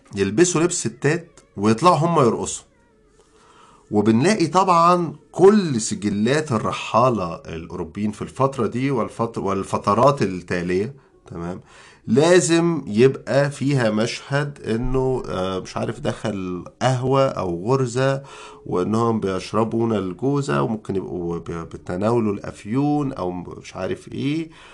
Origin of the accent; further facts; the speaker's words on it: Egypt; إحنا كمصريين